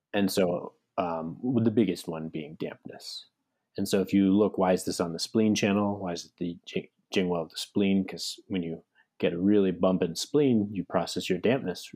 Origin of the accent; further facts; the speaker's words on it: United States; My my Chinese side of the family is Cantonese too, but we grew up in America